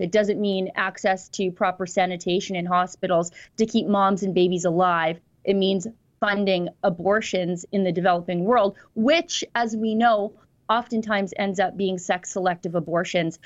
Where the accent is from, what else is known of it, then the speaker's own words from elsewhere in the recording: Alberta, Canada; us Albertans